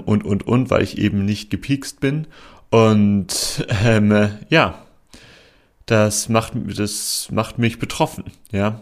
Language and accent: German; Germany; moved away as an adult; now in Portugal; in mein Heimatland nach Deutschland